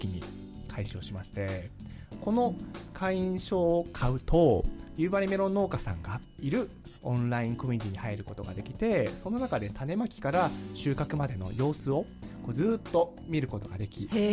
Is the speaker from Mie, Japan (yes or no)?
no; Hokkaido, Japan; 自分の地元の北海道